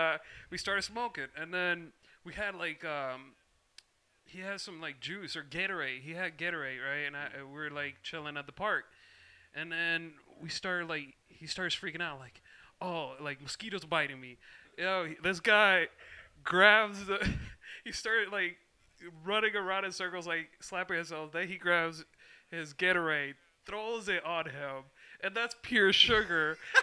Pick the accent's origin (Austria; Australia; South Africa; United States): United States; Elkhart, Indiana; moved away as an adult; now in Chicago, United States; So I'm from Elkhart, Indiana.